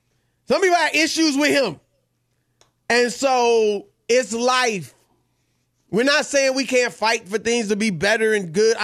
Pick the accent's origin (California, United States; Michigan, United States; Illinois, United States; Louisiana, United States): Louisiana, United States; Baton Rouge; born there; also born or lived in Cincinnati / Indianapolis / Syracuse / Des Moines; I was born in Baton Rouge. I lived in Cincinnati, Ohio, Indianapolis, Indiana, Syracuse, New York, Des Moines, Iowa, Cleveland, Ohio.